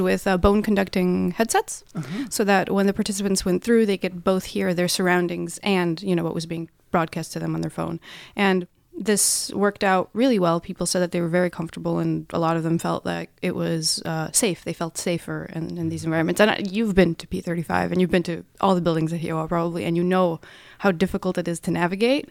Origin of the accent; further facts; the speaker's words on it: Russia; moved away as an adult; now in Norway; I'm from Russia